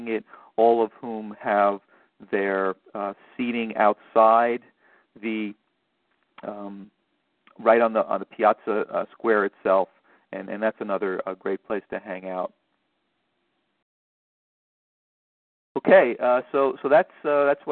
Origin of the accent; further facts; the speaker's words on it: New York City, New York, United States; I'm from New York City